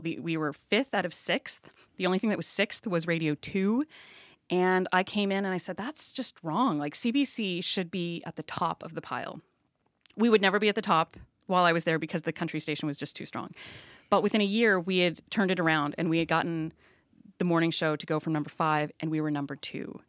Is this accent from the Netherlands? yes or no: no; Saint John, New Brunswick, Canada; also born or lived in Prince George; I grew up on the Lower West Side before the scrubbers were put on the refinery here.